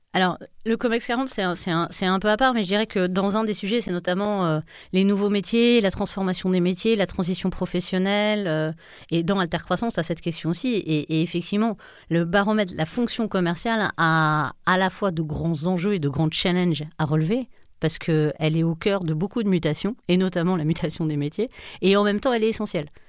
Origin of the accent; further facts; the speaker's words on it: France; on est dans une culture latine, on est français